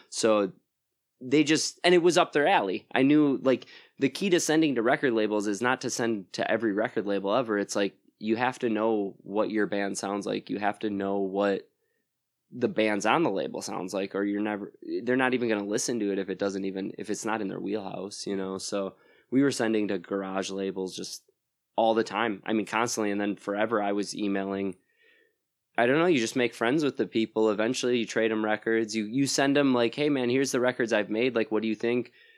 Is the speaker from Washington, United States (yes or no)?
no; Plymouth, Wisconsin, United States; moved away as an adult; now in Madison, United States; I'm from, uh, Plymouth, Wisconsin originally, so that's near Sheboygan